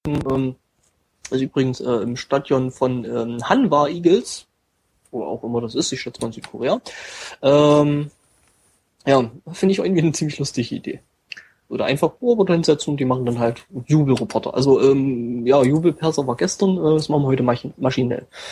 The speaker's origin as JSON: {"language": "German", "region": "East Germany", "country": "Germany", "tie": "born or raised there", "said": "bei uns im Osten"}